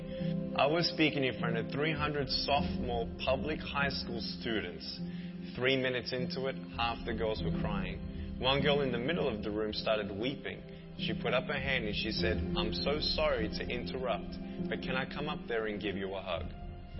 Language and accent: English; Melbourne, Victoria, Australia; I was born in Melbourne, Australia, 1982